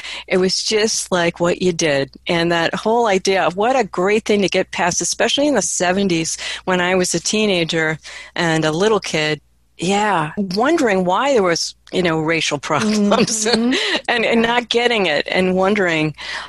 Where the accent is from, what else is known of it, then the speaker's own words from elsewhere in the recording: Midwest, United States; also born or lived in East Coast; I grew up in the Midwest mostly. I was born on the East Coast.